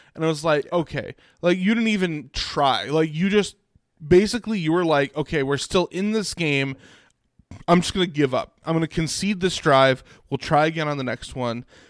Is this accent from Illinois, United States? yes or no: yes; Arlington Heights, Illinois, United States; moved away; I grew up in Arlington Heights